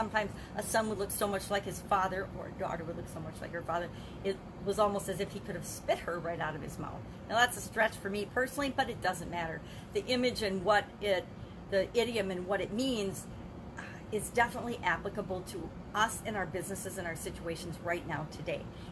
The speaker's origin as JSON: {"language": "English", "region": "Wisconsin", "country": "United States", "said": "My home state of Wisconsin"}